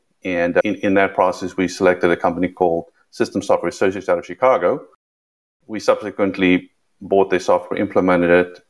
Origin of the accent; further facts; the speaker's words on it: South Africa; accent: South African; moved away; also born or lived in London; You can hear by the accent, I'm South African. It's been Americanized a little bit, and it has a little bit of twist of British in there since I lived in London